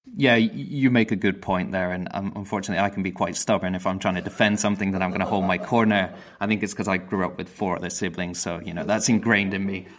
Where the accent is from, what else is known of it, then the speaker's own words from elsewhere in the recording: United Kingdom; I'm British